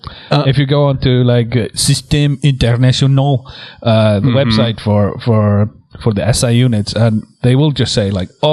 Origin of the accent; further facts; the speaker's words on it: Iceland; here in Iceland